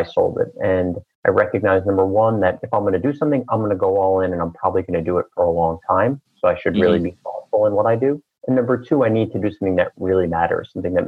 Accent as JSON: {"language": "English", "town": "New York City", "region": "New York", "country": "United States", "tie": "born or raised there", "said": "I was born and raised in Queens, New York, in a very loving middle-class family"}